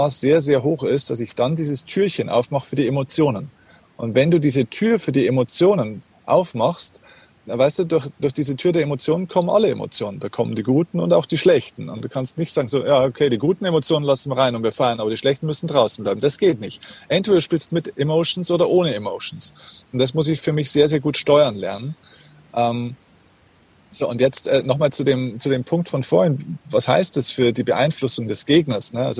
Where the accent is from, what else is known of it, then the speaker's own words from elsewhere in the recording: Bavaria, Germany; Das heißt, auf gut Deutsch gesagt, bei uns in Bayern sagt man, da ist da einfach wurscht, was passiert, es ist egal.